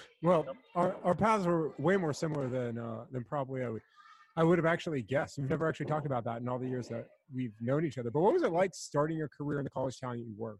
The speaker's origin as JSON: {"language": "English", "region": "New York", "country": "United States", "said": "I'm a New Yorker, of course."}